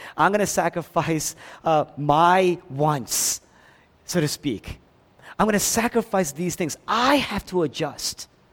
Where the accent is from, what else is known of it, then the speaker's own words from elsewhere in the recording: Philadelphia, Pennsylvania, United States; moved away; I grew up in Philadelphia.